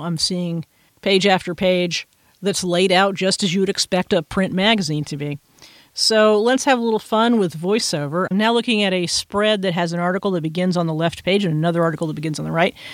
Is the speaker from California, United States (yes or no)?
no; Texas, United States; I'm from Texas